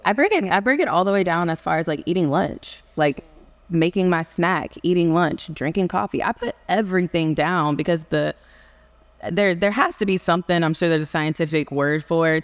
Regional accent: Houston, Texas, United States; I am from Houston, Texas

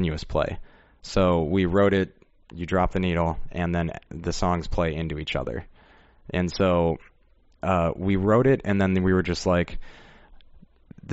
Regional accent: Rockford, Illinois, United States; born or raised there

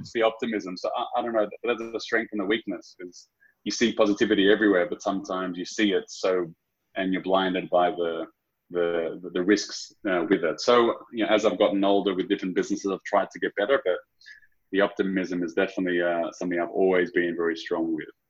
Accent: Sydney, New South Wales, Australia; moved away; born and raised out of Sydney, um, Aussie through and through

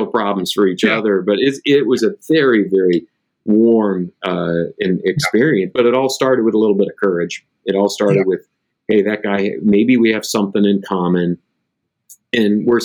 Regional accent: West Michigan, United States; moved away as an adult; I moved away from my home state of Michigan and left them there. But whenever I'm back in West Michigan, we get together

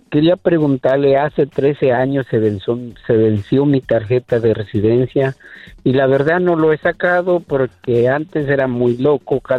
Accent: Guatemala; moved away; yo soy de Guatemala, mi papá es ciudadano

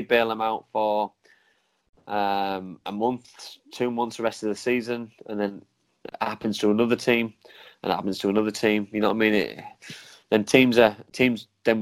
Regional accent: Middlesbrough, North East England, United Kingdom; my hometown football club

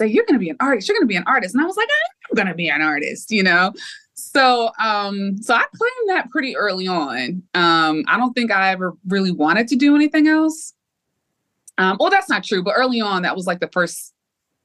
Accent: Bridgeport, Connecticut, United States; I'm from Bridgeport, Connecticut, and the school that I went to was really underfunded

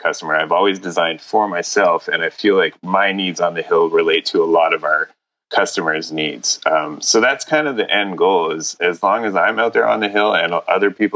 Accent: Montreal, Quebec, Canada; I grew up in Montreal in Canada

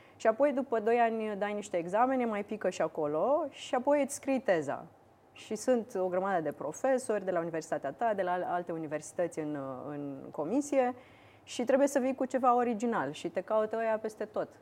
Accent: Iași, Iași County, Romania; eu sunt din Iași și vreau să aduc mulți bani în Iași. Așa. Și sunt firme de IT. Eu am făcut liceu de informatică din Iași

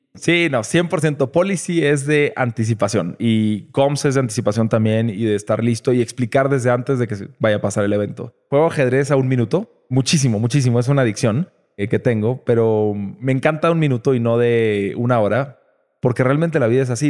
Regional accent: Nuevo León, Mexico; also born or lived in Puebla; Yo nací en Puebla este, pero estuve seis meses ahí. Toda mi vida estuve en Nuevo León desde los seis meses.

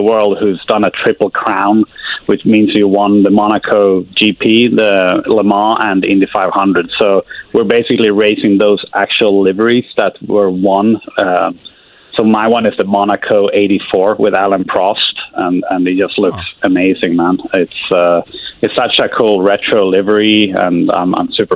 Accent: Sweden; now in Indianapolis, United States; there's a lot of lakes where I grew up in Sweden

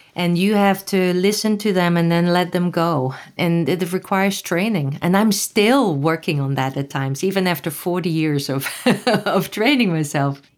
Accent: Netherlands; moved away; I grew up in Holland

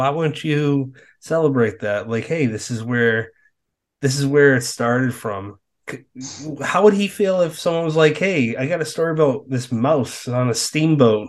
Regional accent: Massachusetts, United States; moved away; I'm from Massachusetts

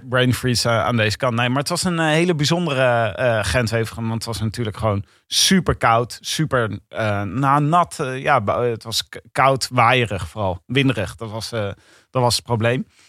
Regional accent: Leiden, South Holland, Netherlands; Ik kan die R sowieso niet doen. Ik kom uit Leiden.

